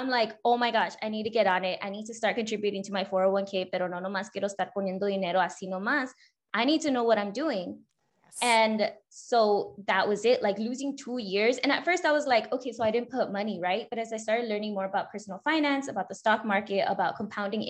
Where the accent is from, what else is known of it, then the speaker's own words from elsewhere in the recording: California, United States; born and raised in California